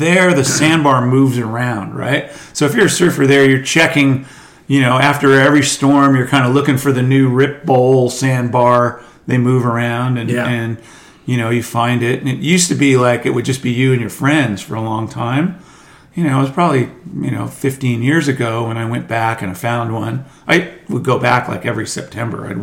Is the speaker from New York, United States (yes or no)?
yes; New York, United States; also born or lived in Quogue, Long Island; I was born in New York, raised in New York, kid in Manhattan